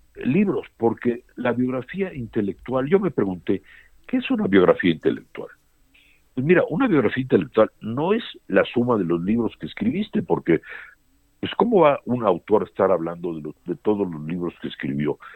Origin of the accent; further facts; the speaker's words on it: Mexico; Yo no me considero más mexicano que, que un mexicano de 10 generaciones, pero tan mexicano como cualquiera.